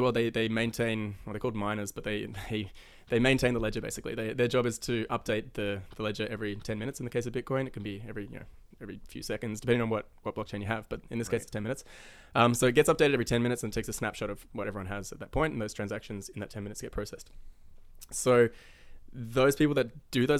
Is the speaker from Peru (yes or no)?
no; Australia; moved away as an adult; also born or lived in New Zealand / Finland; now in Vancouver, Canada; I'm actually from New Zealand. Moved to Australia when I was 8. So I tell everyone I'm Australian